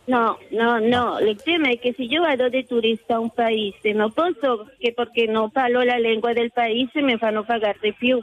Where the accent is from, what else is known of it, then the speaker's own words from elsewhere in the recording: Bogotá, Colombia; moved away; io sono nata a Bogotà, la capitale ah. della Colombia